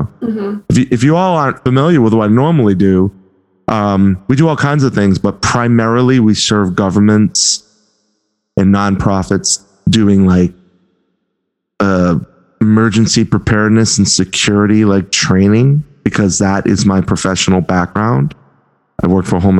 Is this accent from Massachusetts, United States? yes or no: yes; Boston, Massachusetts, United States; accent: Boston; my Boston accent